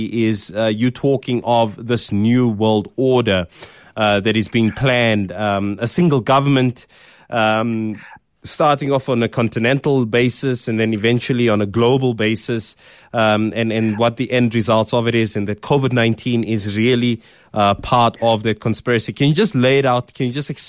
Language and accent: English; South Africa; being a South African, being black